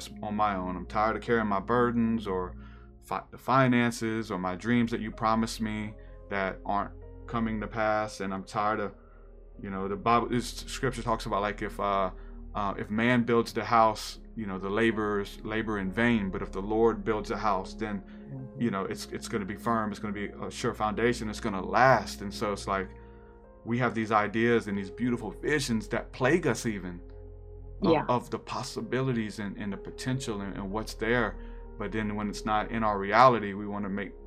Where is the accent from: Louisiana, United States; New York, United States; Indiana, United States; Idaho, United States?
Louisiana, United States; New Orleans; I'm from New Orleans